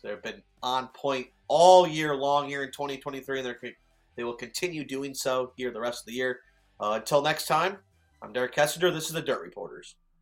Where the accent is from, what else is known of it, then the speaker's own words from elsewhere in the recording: Illinois, United States; my home state